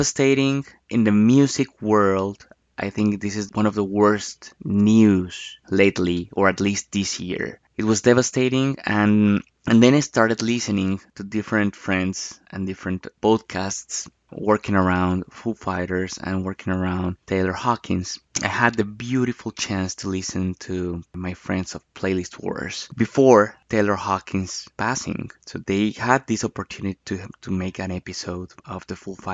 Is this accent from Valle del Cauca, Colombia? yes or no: no; Bogotá, Colombia; Bogotá, Colombia, my hometown. That's the city where I was born